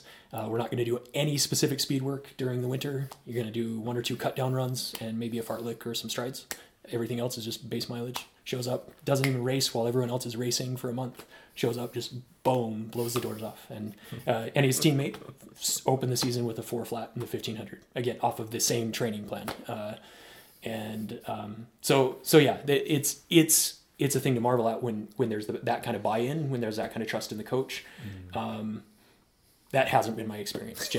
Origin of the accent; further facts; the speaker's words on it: Oregon, United States; moved away as an adult; I eventually moved back to my hometown in Oregon, where I was a runner